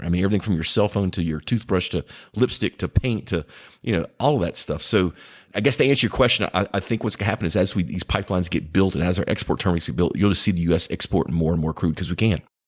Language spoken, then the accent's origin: English; United States; As an American